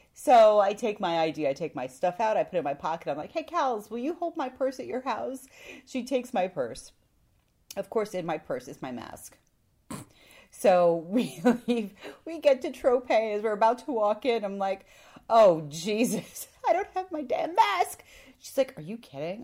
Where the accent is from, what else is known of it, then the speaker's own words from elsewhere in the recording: Canada; moved away; I am from Canada, but I'm not very Canadian.